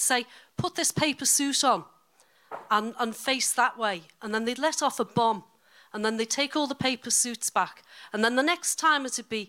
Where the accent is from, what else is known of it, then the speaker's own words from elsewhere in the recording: Liverpool, North West England, United Kingdom; now in Dorset, United Kingdom; I'm originally from Liverpool, as you can probably hear from my accent, but I actually live in Dorset.